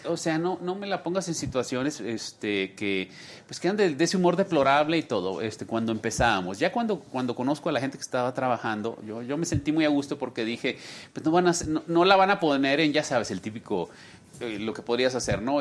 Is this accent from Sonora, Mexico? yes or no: yes; Sonora, Mexico; also born or lived in Monterrey; now in Mexico City, Mexico; yo soy sonorense.